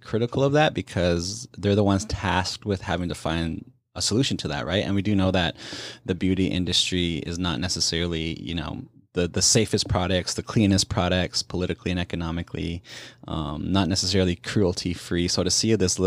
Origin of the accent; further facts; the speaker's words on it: Canada; I'm from the Indigenous community, obviously Plains Cree Nakota from Treaty 6 territory